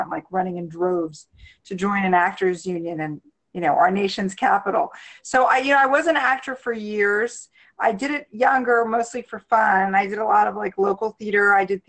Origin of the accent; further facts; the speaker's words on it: Washington, District of Columbia, United States; Born and raised in the DC area, and I studied at the University of Maryland, College Park.